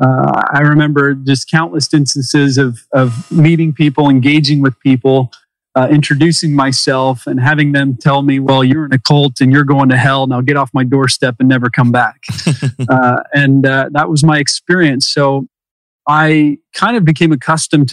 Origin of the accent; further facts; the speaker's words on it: Utah, United States; I spent my high school years out in Utah.